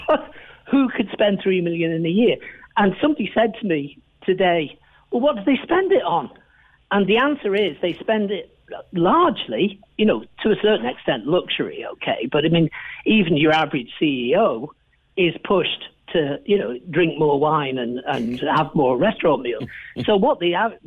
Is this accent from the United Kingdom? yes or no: yes; England, United Kingdom; moved away as an adult; now in Ireland; I'm from England, as people probably realise, but I've been here 44 years now